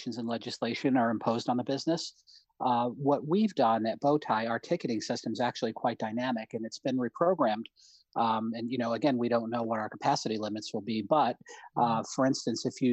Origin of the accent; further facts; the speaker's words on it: Troy, New York, United States; also born or lived in Binghamton, New York; I grew up in Troy, going to the Hollywood, just a few miles from my house.